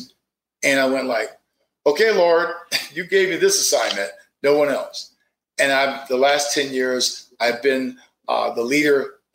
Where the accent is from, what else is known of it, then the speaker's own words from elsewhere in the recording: Fort Pierce, Florida, United States; Zora, the great Renaissance writer, is from my hometown, or I'm from her hometown.